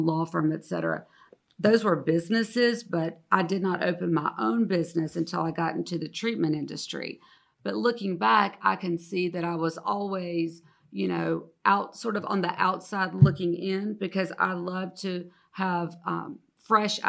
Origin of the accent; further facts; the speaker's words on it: Moultrie, Georgia, United States; I was born in Moultrie, Georgia. I used to joke and say, I think I'm somehow related to everybody in Moultrie, Georgia in some form or fashion.